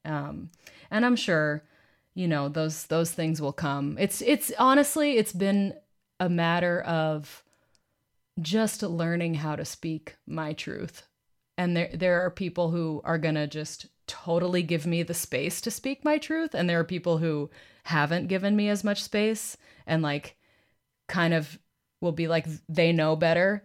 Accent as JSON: {"language": "English", "town": "Boston", "region": "Massachusetts", "country": "United States", "tie": "born or raised there", "said": "my hometown, Boston"}